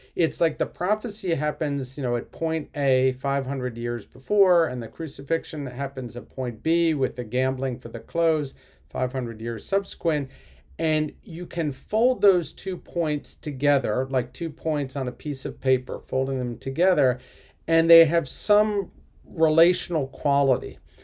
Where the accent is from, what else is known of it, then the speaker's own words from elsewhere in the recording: Philadelphia, Pennsylvania, United States; I'm from Philadelphia